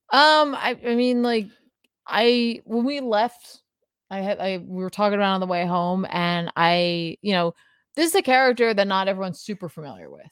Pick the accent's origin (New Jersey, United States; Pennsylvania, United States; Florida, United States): New Jersey, United States; we're from New Jersey. We already have an accent